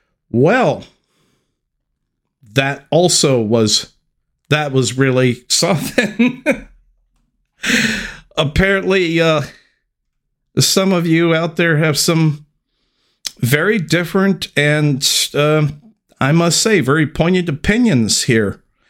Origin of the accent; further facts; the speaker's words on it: Texas, United States; I currently live and was born and raised in Texas